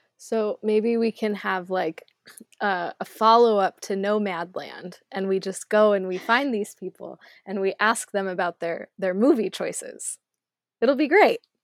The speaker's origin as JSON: {"language": "English", "region": "Arizona", "country": "United States", "tie": "born or raised there", "moved": "yes"}